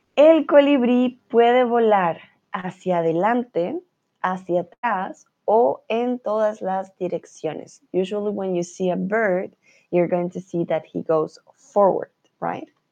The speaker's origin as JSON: {"language": "Spanish", "country": "Colombia", "moved": "yes", "lives_now": "Germany", "said": "yo soy de Colombia, vivo en Alemania"}